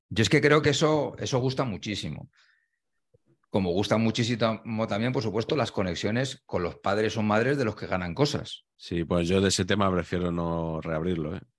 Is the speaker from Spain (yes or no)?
yes; Spain; las cosas que me gustan a mí como espectador, que creo que soy el español medio al final, ¿no?